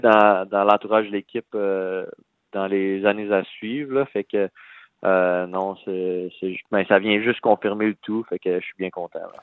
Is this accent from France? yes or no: no; Val-d'Or, Quebec, Canada; moved away as an adult; also born or lived in Rouyn-Noranda, Quebec / Nashville, United States; je viens de de Val d'Or